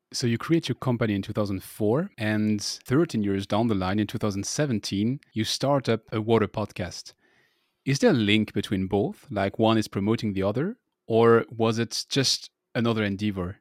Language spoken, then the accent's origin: English; France; accent: French; English is a second language; my annoying French accent